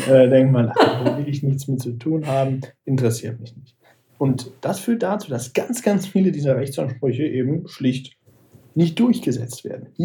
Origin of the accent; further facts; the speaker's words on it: Aachen, North Rhine-Westphalia, Germany; also born or lived in Düsseldorf; Tatsächlich bin ich gebürtiger Düsseldorfer, aber ich will mich schon als gebürtigen Rheinländer bezeichnen. Ursprünglich komme ich aus Aachen, liegt zwar nicht am Rhein, aber der Aachener fühlt sich schon als Rheinländer eher.